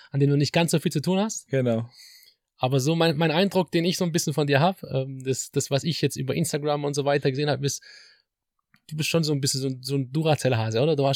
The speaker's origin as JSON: {"language": "German", "town": "Metzingen", "region": "Baden-Württemberg", "country": "Germany", "tie": "born or raised there", "also_born_or_lived": "Gostivar, North Macedonia / Hamburg", "said": "Metzingen ist meine City. Da bin ich aufgewachsen"}